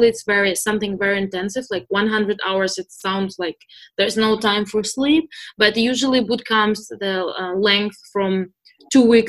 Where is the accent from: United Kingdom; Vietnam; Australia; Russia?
Russia; Moscow; moved away as an adult; also born or lived in San Francisco; now in United States; I'm originally from Moscow